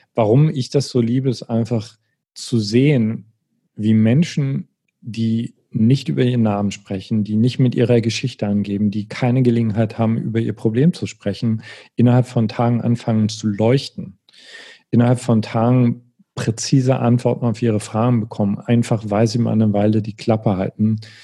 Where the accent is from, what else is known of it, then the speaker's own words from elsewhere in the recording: East Germany, Germany; ich bin im Osten groß geworden